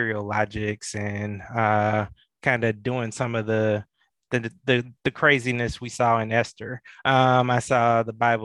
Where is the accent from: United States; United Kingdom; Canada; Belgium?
United States; Atlanta, Georgia; growing up in Metro Atlanta, in the shadows of Dr. King